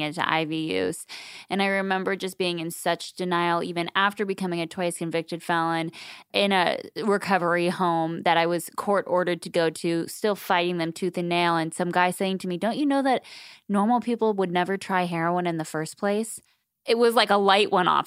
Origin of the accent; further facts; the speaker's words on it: Southern California, United States; I grew up in Southern California